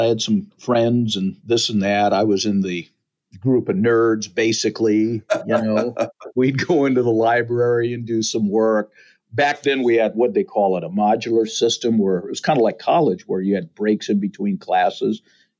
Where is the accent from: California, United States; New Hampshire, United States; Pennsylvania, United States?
California, United States; Fremont; also born or lived in Muskegon, Michigan; I was raised here. It was by happenstance. I was born back there.